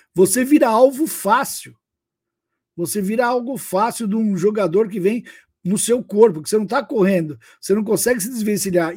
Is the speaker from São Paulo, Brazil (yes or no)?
yes; São Bernardo do Campo, São Paulo, Brazil; eu sou de São Bernardo, estamos junto aqui no ABCD